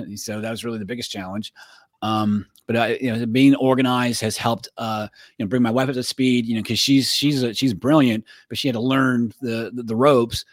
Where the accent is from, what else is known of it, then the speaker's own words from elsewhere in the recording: Florida, United States; moved away as an adult; also born or lived in Pennsylvania; I grew up in Florida.